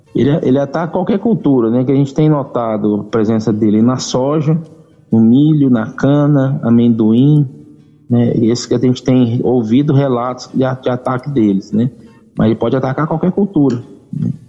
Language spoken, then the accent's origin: Portuguese; Aramina, São Paulo, Brazil; moved away as an adult; now in Rio Verde, Brazil; eu não sou de, de Rio Verde, eu sou do interior de São Paulo, de Aramina, São Paulo. Já estou aqui em Rio Verde desde 2014, né, aqui em Goiás